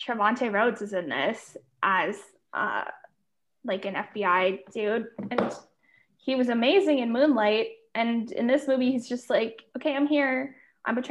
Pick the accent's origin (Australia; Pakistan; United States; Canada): Canada; As a Canadian